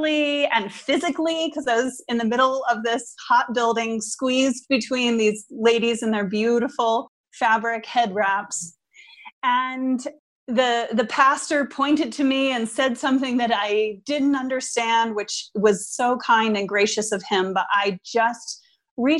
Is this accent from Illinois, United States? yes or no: no; outside of Philadelphia, Pennsylvania, United States; moved away; I am originally from Pennsylvania, outside of Philadelphia